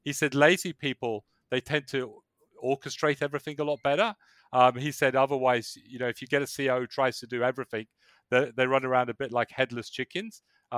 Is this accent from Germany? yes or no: no; England, United Kingdom; moved away as an adult; also born or lived in south of Spain; I was born in England.